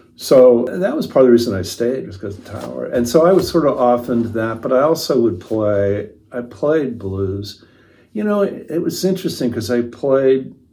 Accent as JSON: {"language": "English", "town": "Winnetka", "region": "Illinois", "country": "United States", "tie": "born or raised there", "also_born_or_lived": "San Francisco", "moved": "as an adult", "said": "I grew up next to the train station"}